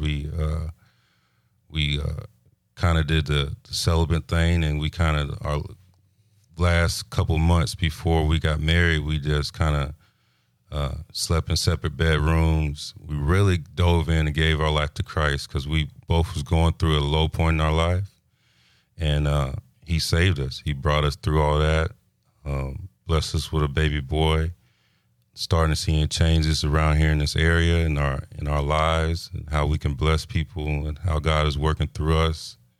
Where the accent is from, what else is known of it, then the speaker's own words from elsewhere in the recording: Pensacola, Florida, United States; also born or lived in Fort Belvoir, Virginia / Leavenworth, Kansas; I'm from Pensacola. I was born in, uh, Fort Belvoir, Virginia.